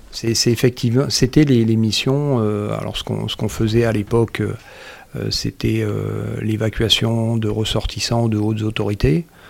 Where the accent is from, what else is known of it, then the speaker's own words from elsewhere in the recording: Marseille, Provence-Alpes-Côte d'Azur, France; moved away; j'ai grandi à Marseille